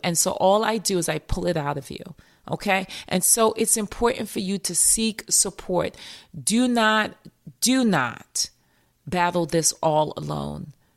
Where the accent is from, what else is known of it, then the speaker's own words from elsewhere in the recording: New York, United States; accent: New York; my New York accent